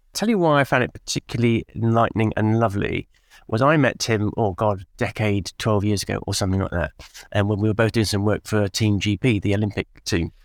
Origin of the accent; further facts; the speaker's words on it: England, United Kingdom; as English people